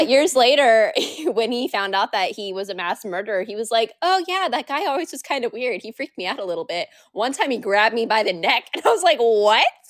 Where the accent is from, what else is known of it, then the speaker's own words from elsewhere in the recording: Washington, United States; I have been born and raised here, and I love exploring the state a lot